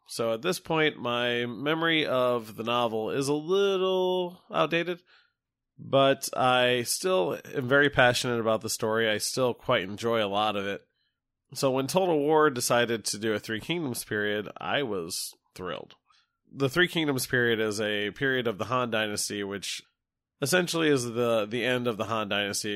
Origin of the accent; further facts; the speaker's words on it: United States; I'm an American